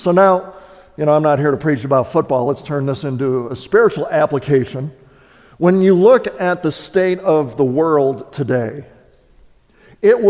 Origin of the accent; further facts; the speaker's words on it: Wisconsin, United States; moved away; I was born and raised in Wisconsin.